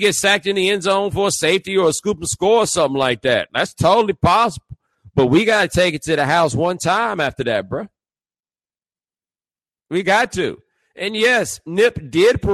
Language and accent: English; Texas, United States; also born or lived in Nigeria; I'm from Texas